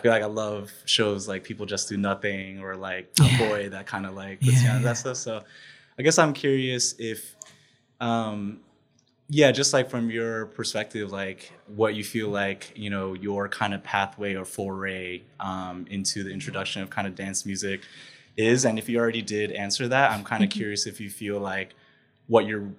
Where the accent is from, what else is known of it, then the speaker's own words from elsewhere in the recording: United States; Growing up in the States